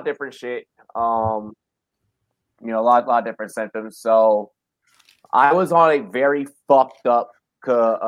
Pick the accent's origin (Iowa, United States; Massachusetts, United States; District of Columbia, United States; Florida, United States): District of Columbia, United States; Washington; moved away as an adult; now in Colorado, United States; I'm this kid from Southeast DC